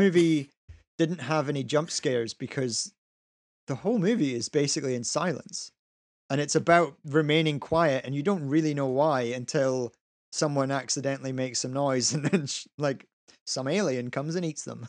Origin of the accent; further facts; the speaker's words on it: Scotland, United Kingdom; we're Scottish, so we never really grew up with G I. Joe